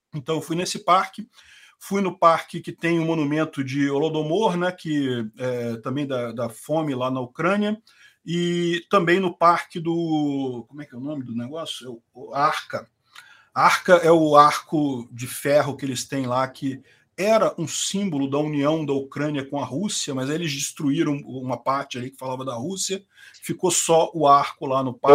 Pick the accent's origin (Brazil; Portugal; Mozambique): Brazil; also born or lived in Rio de Janeiro; eu sou brasileiro, brasileiro mesmo